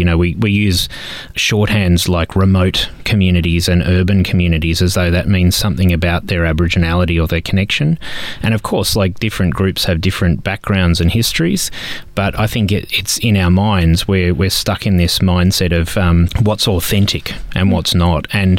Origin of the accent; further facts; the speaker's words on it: Sydney, New South Wales, Australia; I was growing up in Sydney, because like many people, and I don't have Aboriginal ancestry myself